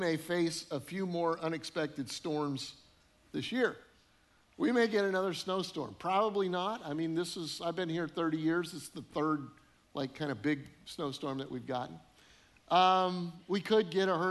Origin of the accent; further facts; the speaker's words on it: Colorado, United States; moved away; also born or lived in northern Illinois; I grew up in Colorado